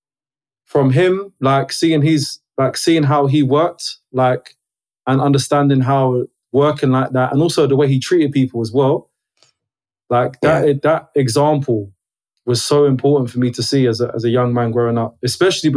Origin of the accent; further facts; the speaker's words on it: London, United Kingdom; I'm a guy who grew up in Brixton. Love South London, like South London, born and bred.